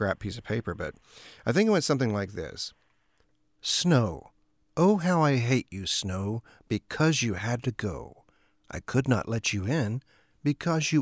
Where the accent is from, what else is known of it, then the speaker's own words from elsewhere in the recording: Waco, Texas, United States; I grew up in Waco